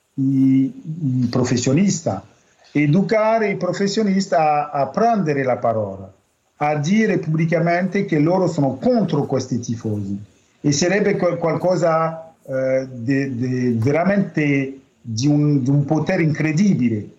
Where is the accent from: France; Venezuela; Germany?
France; noi francesi